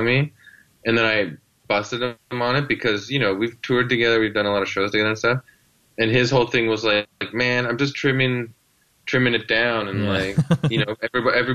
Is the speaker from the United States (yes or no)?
no; Canada; I'm a victim of being Canadian